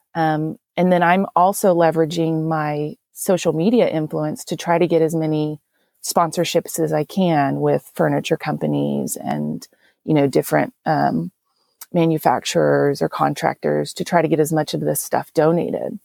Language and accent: English; Texas, United States; accent: Texan; I'm from Texas. Um, definitely, I wasn't actually born here, but I was raised here.